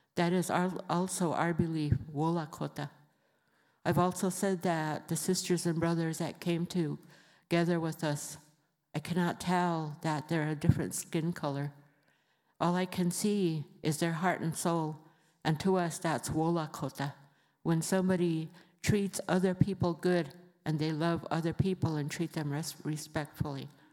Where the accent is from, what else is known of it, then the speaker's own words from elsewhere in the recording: Rosebud, South Dakota, United States; I come from the Sichenghu Lakota Reservation in Rosebud, South Dakota